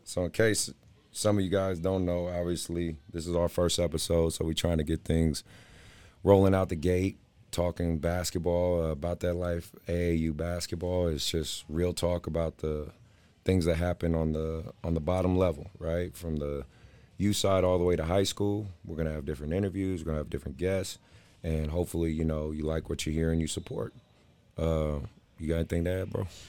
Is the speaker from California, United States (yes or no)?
yes; Oakland, California, United States; I grew up in West Oakland, California